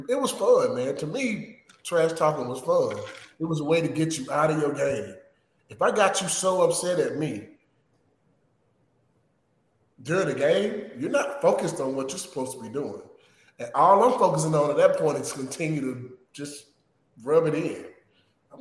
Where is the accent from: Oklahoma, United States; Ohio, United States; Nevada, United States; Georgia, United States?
Georgia, United States; I'm from Georgia